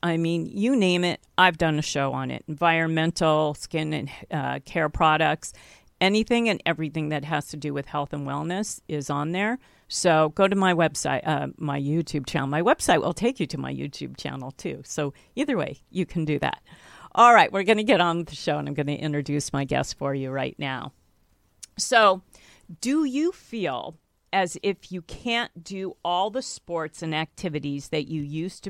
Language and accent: English; California, United States; I'm a California girl, too. I grew up here by the beach